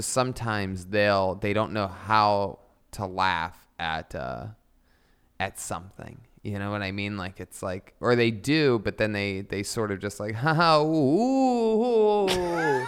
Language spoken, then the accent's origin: English; Youngstown, Ohio, United States; moved away; I'm originally from Youngstown, Ohio